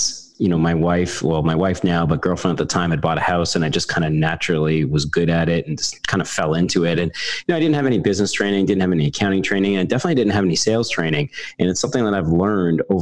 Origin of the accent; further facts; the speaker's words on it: Canada; I'm a Canadian carpenter turned project manager